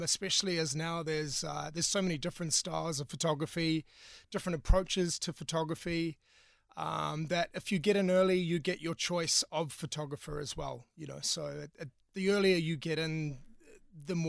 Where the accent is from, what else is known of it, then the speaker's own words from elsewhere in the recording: New Zealand; moved away as an adult; now in Cork, Ireland; I'm from New Zealand